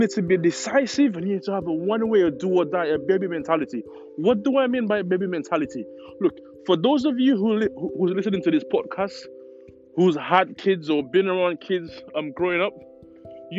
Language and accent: English; St. Lucia; moved away as an adult; now in United Kingdom; I was born in the Caribbean. I was born in St. Lucia, to be exact.